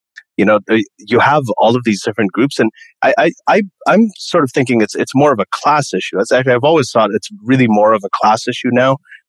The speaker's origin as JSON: {"language": "English", "country": "Saudi Arabia", "tie": "born or raised there", "said": "I grew up in Saudi Arabia. I was in American school with people from like 80 different countries. So I grew up with lots and lots of different cultures and ideas and skin colors and everything."}